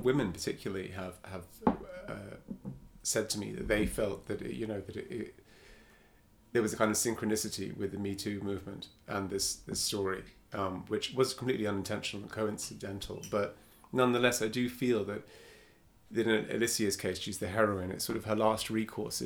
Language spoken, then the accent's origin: English; Cyprus; I grew up in Cyprus